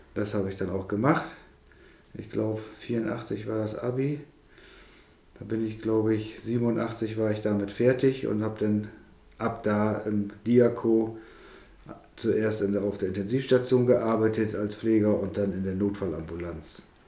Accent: Elsfleth-Berne, Wesermarsch, Lower Saxony, Germany; aufgewachsen hier in der Wesermarsch, also ein nordisches Kind hier. Ja. Aus Werfleth-Berne, wenn die das kennt, da wo die Kirche im Deich ist

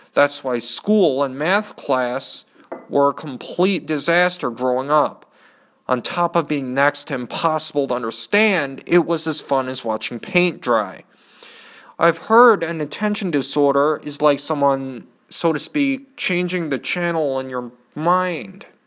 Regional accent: Canton, Michigan, United States; also born or lived in Nashville, Tennessee / Ann Arbor, Michigan; After a year, Dad picked up our stuff and settled in a suburb of Ann Arbor called Canton. I have lived there most of my life

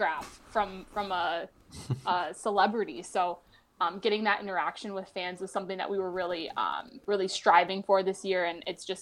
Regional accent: Minnesota, United States; moved away as an adult; also born or lived in Florida; Living in Minnesota my whole life

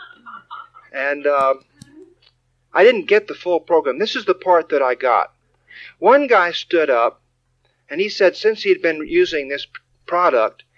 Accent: Texas, United States; David and I grew up in Texas

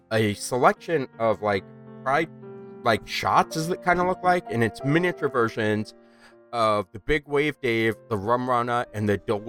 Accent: New York, United States; moved away; I'm from New York.

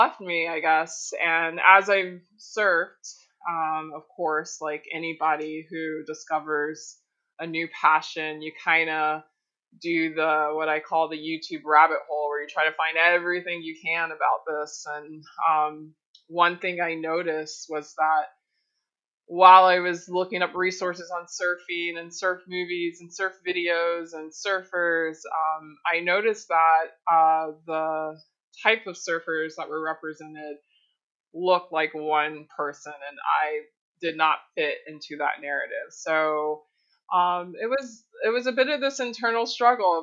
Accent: Florida, United States; moved away as an adult; also born or lived in Miami, Florida / Gulf Coast, Florida; now in Hawaii, United States; I do live here in Hawaii, but I was born and raised in Florida, born in Miami, grew up on the Gulf Coast.

